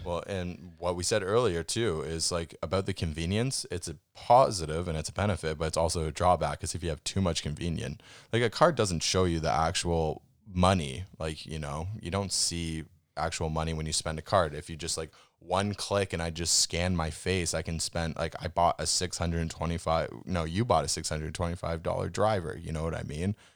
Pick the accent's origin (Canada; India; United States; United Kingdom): Canada; we come from Canada where we have super tight and hard banking regulations